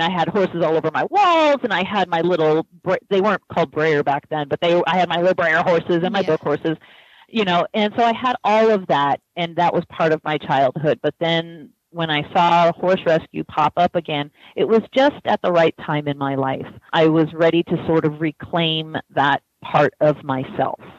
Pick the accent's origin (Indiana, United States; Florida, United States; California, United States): California, United States; San Diego; I am actually a second-generation San Diegan, which is a rarity because we have so much so many people coming and moving to San Diego